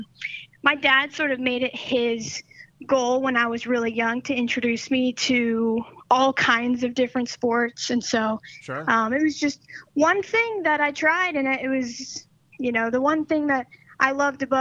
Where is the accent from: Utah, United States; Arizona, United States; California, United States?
California, United States; Northern; moved away as an adult; now in Charlotte, United States; I'm originally from Northern California. I moved out to Charlotte, North Carolina when I was 18